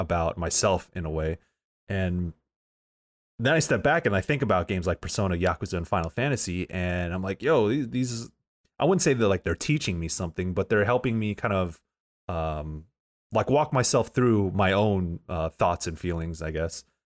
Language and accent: English; San Diego, California, United States; moved away as an adult; now in San Francisco, United States; I'm from Southeast San Diego